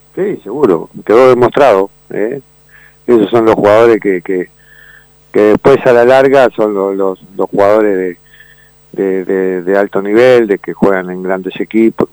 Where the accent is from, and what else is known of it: Uruguay